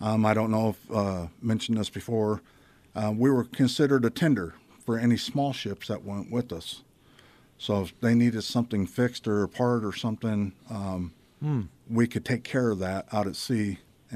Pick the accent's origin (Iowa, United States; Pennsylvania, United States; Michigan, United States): Iowa, United States; I'm from Iowa